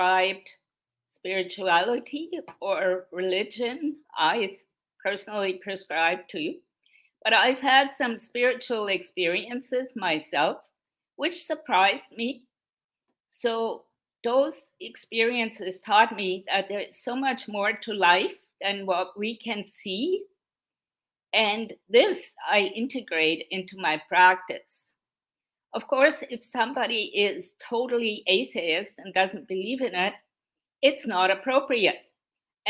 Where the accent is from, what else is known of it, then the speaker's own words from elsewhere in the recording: Straubing, Bavaria, Germany; English is a second language; moved away as an adult; now in Canada; Straubing, my hometown, has millions of people every year in August